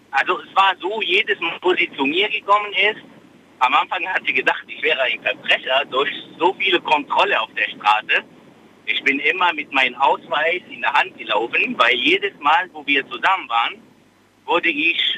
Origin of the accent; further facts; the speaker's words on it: Tunisia; Nein, das ist mein Vorname. Ich komme aus Tunesien.